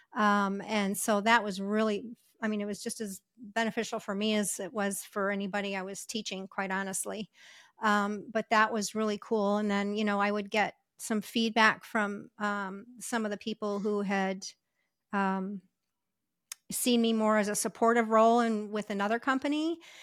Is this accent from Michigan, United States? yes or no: yes; Michigan, United States; moved away as an adult; also born or lived in Ohio / Las Vegas; I w, w, was raised, uh, or I grew up in Michigan